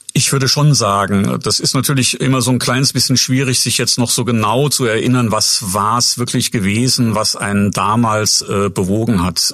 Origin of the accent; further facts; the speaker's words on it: Saarbrücken, Saarland, Germany; moved away as an adult; also born or lived in Bad Kreuznach / Würzburg; now in Schweinfurt, Germany; davor aufgewachsen bin ich in Saarbrücken, eigentlich geboren bin ich in Bad Kreuznach äh, in, der, in Rheinland-Pfalz ähm, und ja, wie gesagt, sozialisiert worden in Saarbrücken